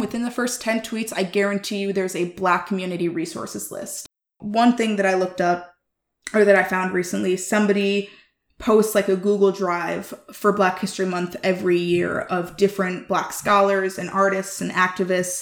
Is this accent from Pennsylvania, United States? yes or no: no; Chicago, Illinois, United States; I grew up in Chicago, raised by white people as a Black woman